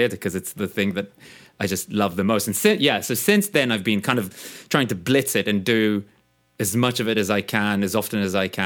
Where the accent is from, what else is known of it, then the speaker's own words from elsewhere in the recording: Israel; moved away; I grew up in Israel, so I went to see the Israeli productions of Les Mis and Joseph